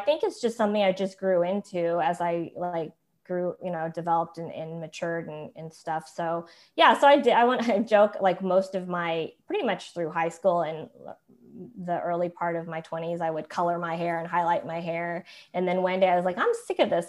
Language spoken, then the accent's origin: English; Tulsa, Oklahoma, United States; moved away as an adult; also born or lived in South Korea; now in Atlanta, United States; growing up in Tulsa, Oklahoma, and I was adopted in the seventies